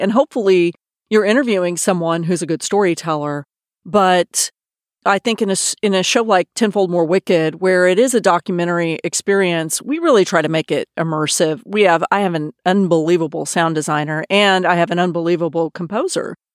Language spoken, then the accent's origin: English; Austin, Texas, United States; moved away as an adult; also born or lived in New York / San Francisco / Los Angeles / London; I grew up in Austin, Texas, where I am now